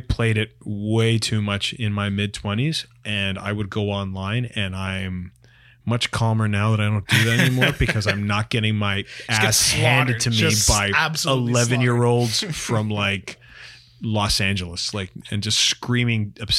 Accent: York Region, Ontario, Canada; I grew up in York Region, and I like loved walking everywhere.

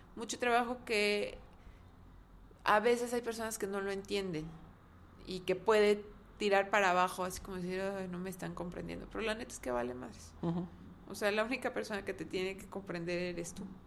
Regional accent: Mexico; nuestra mentalidad como mexicanos

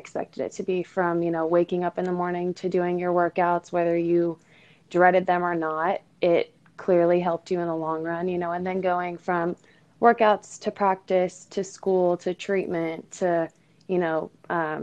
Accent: Southern California, United States; I grew up in SoCal

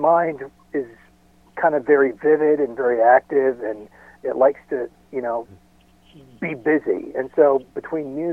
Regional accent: about 40 miles north of Los Angeles, Southern California, United States; I moved back down to Southern California where I'm from. I was born and raised in California, about 40 miles north of Los Angeles

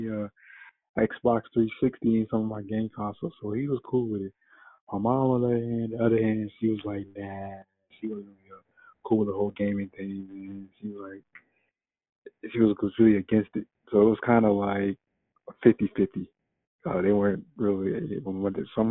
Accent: Virginia Beach, Virginia, United States; I'm from Virginia Beach, Virginia.

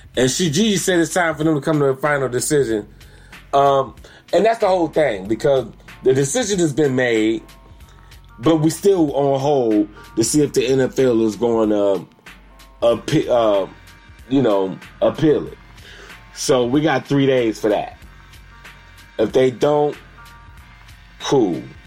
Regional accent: Elyria, Ohio, United States; also born or lived in Cleveland, Ohio; I am from Cleveland, Ohio. Elyria, West Side

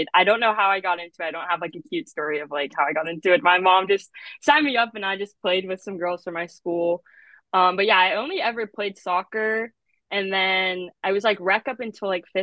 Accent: Warrenton, Virginia, United States; I'm from Warrenton, Virginia, and I actually went to Kettle Run High School

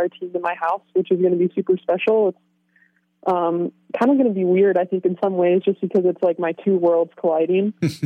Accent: Philadelphia, Pennsylvania, United States; moved away as an adult; now in Oregon, United States; I'm originally from Philadelphia. I grew up there most of my life

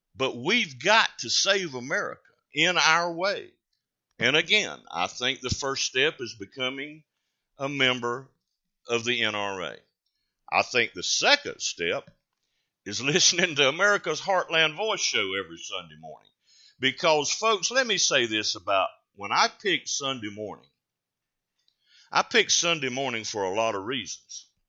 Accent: North Carolina, United States; a Carolina grown boy

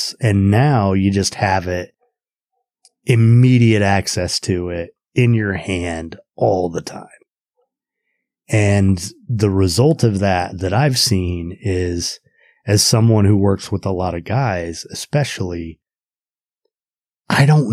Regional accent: Indiana, United States; moved away as an adult; I grew up in Indiana and, moved back about a year ago

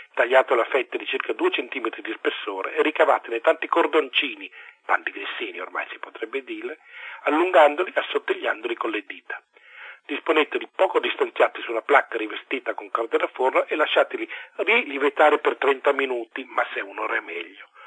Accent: Italy; also born or lived in Lombardy / Piedmont; io sono lombardo piemontese

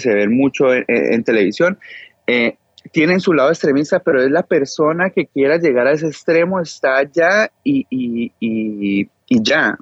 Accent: Cali, Valle del Cauca, Colombia; now in Israel; yo que soy de Cali

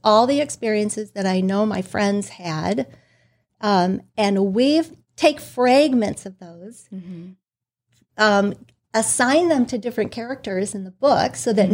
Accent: Detroit, Michigan, United States; I was raised in the Detroit, Michigan area.

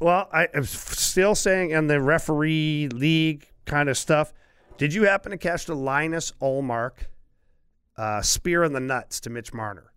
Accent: Ottawa, Ontario, Canada; moved away; that's my hometown

